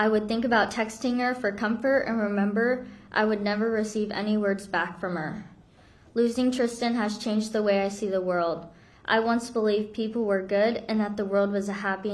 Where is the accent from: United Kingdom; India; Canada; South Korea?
South Korea; now in Florida, United States; I'm from Korea, we bonded over being over Asian sisters